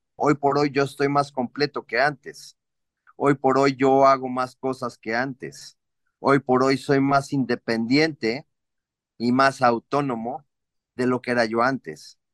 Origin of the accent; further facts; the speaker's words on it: Mexico City, Mexico; also born or lived in Cancún; now in Cuernavaca, Mexico; yo soy oriundo de la Ciudad de México. Sin embargo, ah, me ha tocado vivir en varias partes. Ahorita estoy en Cuernavaca.